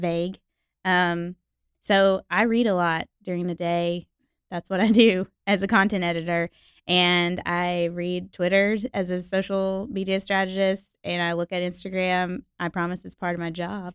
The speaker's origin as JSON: {"language": "English", "town": "Nashville", "region": "Tennessee", "country": "United States", "tie": "born or raised there", "said": "was born and raised in Nashville, Tennessee, Music City"}